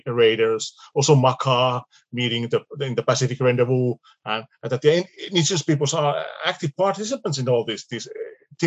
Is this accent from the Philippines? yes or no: no; Finland; we are from Finland